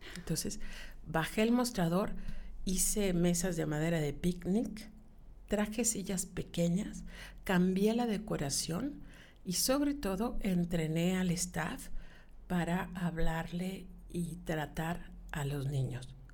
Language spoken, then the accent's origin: Spanish; Yucatán, Mexico; yo soy bien yucateca